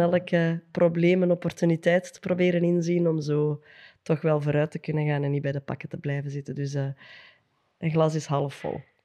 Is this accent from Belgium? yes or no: yes; Antwerp, Flanders, Belgium; we zijn van, eh, van het Kiel, ben ik wel super trots op.